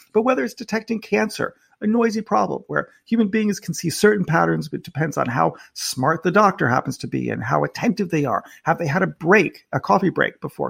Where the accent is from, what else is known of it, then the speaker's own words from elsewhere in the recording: United States; now in United Kingdom; I'm an American in the United Kingdom.